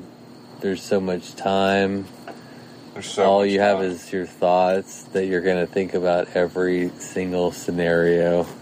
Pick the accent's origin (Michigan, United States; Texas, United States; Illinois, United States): Texas, United States; Bryan; It starts in Bryan College Station. It starts in my hometown.